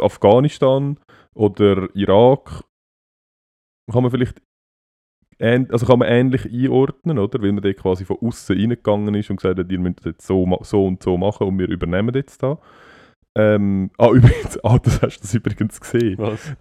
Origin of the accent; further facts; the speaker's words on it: Switzerland; bei uns in der Schweiz